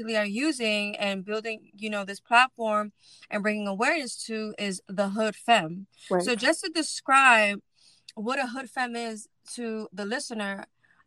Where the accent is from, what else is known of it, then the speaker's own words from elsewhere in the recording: New York City, New York, United States; I grew up in East New York, Brooklyn